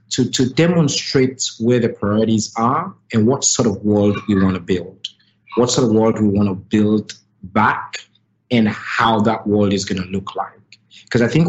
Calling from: Sierra Leone; I'm joining you from Sierra Leone, and Purposeful is a global organization. We're based here um, in Sierra Leone

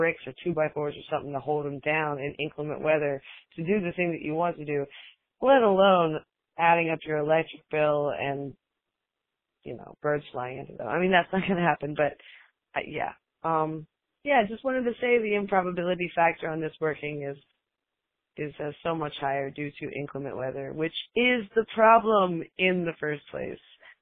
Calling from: Puerto Rico; I'm calling from Puerto Rico

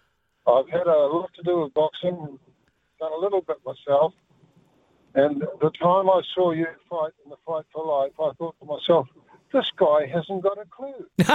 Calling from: Christchurch, Canterbury, New Zealand

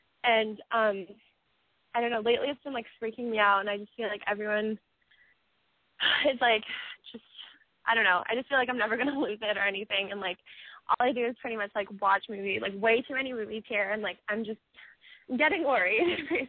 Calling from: Massachusetts, United States; I'm 19. I actually go to Emerson College. I'm calling from the Little Building

